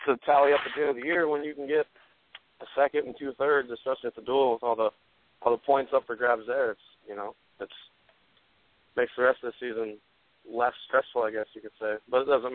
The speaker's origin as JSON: {"language": "English", "town": "Seattle", "region": "Washington", "country": "United States", "tie": "born or raised there"}